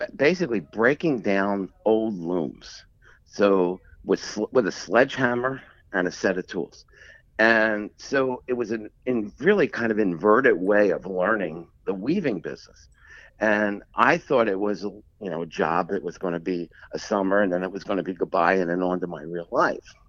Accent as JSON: {"language": "English", "town": "Philadelphia", "region": "Pennsylvania", "country": "United States", "tie": "born or raised there", "said": "I grew up in Philadelphia, um, not far from where the Rocky movie was filmed"}